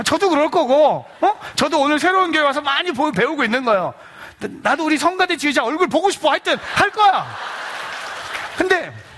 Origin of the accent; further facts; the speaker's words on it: South Korea; now in New Jersey, United States; 저는 어렸을 때 한국에서 감리교에서 자랐기 때문에